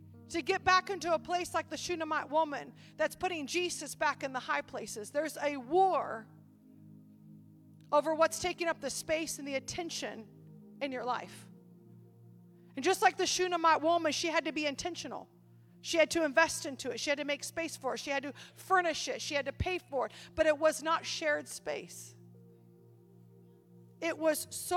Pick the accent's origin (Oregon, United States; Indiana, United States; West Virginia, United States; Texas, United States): Oregon, United States; moved away; I grew up in Oregon